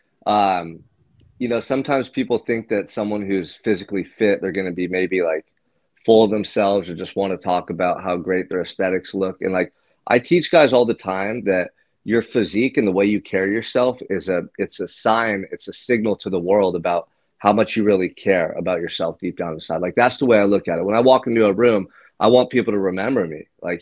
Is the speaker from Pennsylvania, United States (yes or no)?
no; Santa Barbara, California, United States; I'm from Santa Barbara, California, beautiful beach community, right near the ocean.